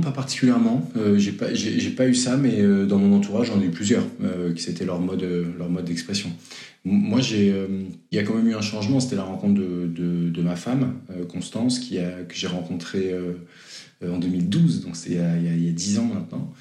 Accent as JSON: {"language": "French", "town": "Versailles", "region": "Île-de-France", "country": "France", "tie": "born or raised there", "also_born_or_lived": "Lille", "said": "enfance très classique et studieuse, en région ouest parisien, Versailles"}